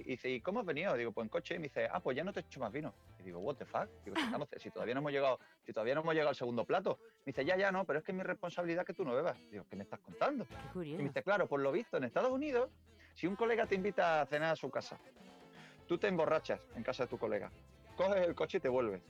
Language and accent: Spanish; Seville, Andalusia, Spain; now in Connecticut, United States; yo soy sevillano